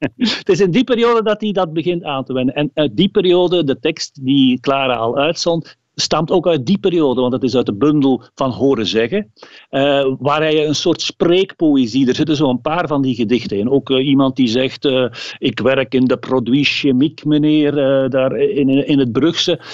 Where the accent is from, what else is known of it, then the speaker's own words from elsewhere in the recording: Limburg, Flanders, Belgium; Als Limburger